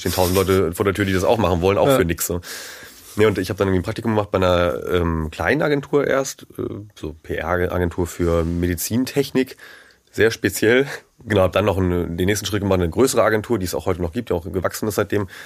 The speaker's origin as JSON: {"language": "German", "area": "near Wacken", "region": "Schleswig-Holstein", "country": "Germany", "tie": "born or raised there", "said": "ich bin in der Nähe von Wacken groß geworden"}